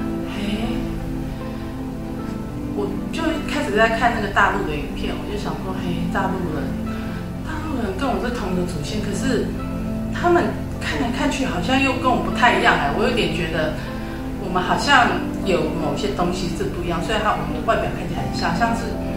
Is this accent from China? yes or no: no; Dongshi, Chiayi County, Taiwan; moved away; 我们家以前是在嘉义东石的乡下，